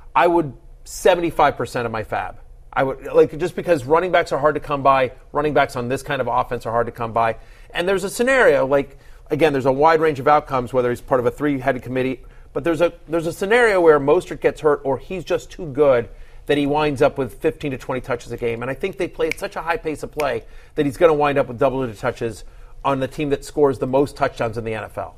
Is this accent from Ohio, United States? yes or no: no; College Station, Texas, United States; I grew up in College Station